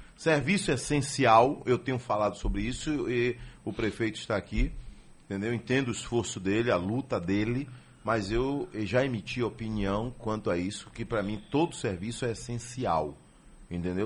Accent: Pirajá, Bahia, Brazil; eu vim de Pirajá

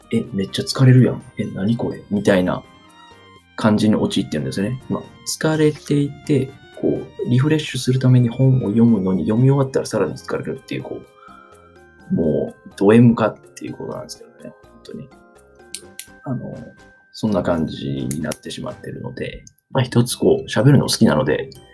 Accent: Kansai, Japan; accent: Kansai dialect; moved away as an adult; now in Kanto, Japan; 出身は、はい、関西です。関西人なので、生粋の関西人

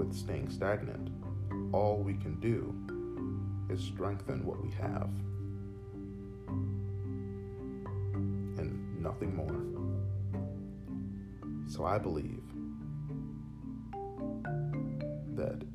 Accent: United States; as an American who does love his country very much

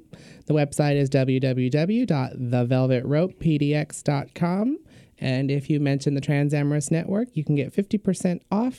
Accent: Bay Area, California, United States; I grew up in the Bay Area

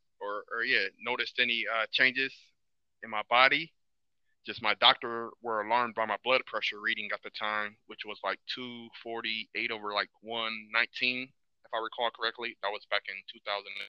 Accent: Toledo, Ohio, United States; I grew up in Toledo, Ohio, product of a single parent household.

